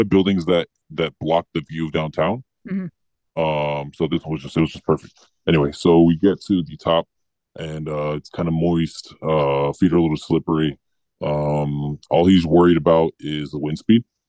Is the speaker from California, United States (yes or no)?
yes; Los Angeles, California, United States; We all kind of grew up around LA County